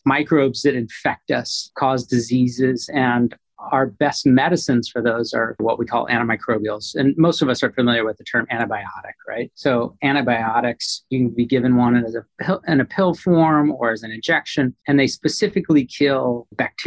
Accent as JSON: {"language": "English", "town": "Phoenix", "region": "Arizona", "country": "United States", "tie": "born or raised there", "also_born_or_lived": "central Texas", "said": "I was born in Phoenix, Arizona, out west, but my family had a cattle ranch in central Texas. And so we would leave the dry heat of Arizona for the moist, humid heat of Texas every summer."}